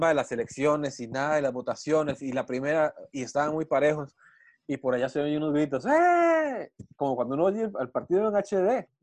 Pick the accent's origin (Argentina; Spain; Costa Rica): Costa Rica